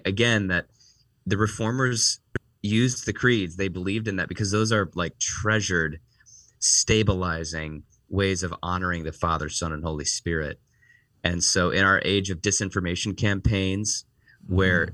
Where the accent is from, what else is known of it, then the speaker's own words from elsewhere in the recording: Northeast Ohio, United States; moved away as an adult; also born or lived in Washington, D.C., United States; now in Chicago, United States; I was born and raised in Northeast Ohio